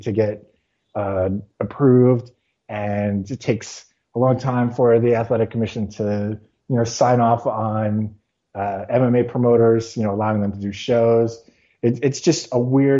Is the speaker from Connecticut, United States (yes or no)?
no; New York City, New York, United States; as a New Yorker